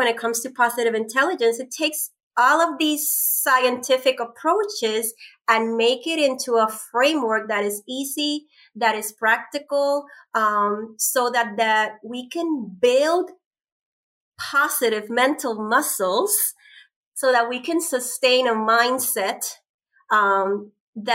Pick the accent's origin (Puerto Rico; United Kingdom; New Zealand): Puerto Rico; moved away as an adult; now in United States; we're both from Puerto Rico. We have the same, you know, upbringing, island girl that been, you know, left the island almost 20 years ago and lived in 5 states.